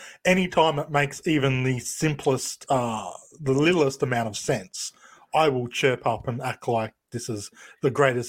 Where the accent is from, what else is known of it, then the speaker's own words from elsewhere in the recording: Australia; I'm Australian.